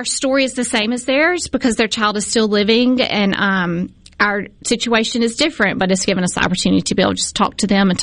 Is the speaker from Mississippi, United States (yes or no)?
yes; Jackson, Mississippi, United States; I grew up here in Mississippi. I grew up in Jackson